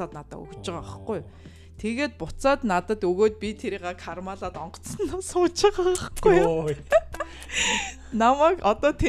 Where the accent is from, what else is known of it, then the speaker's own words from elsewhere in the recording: Mongolia; би Монголоос ирсэн